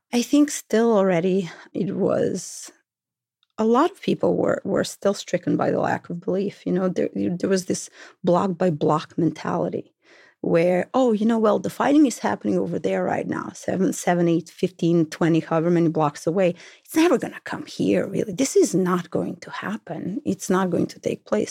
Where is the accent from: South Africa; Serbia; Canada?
Serbia; Belgrade; born or raised there; moved away as an adult; now in Brooklyn, United States